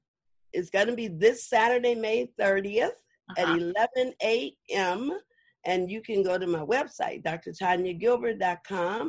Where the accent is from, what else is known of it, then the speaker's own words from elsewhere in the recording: Chicago, Illinois, United States; now in Los Angeles, United States; I'm from Chicago. And so everything about me started from when I was a little girl in Chicago.